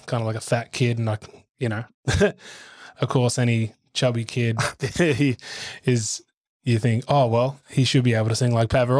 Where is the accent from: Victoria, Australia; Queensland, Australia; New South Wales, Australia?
New South Wales, Australia; Gymea Bay; then I was raised in Gymer Bay in the Sutherland Shire.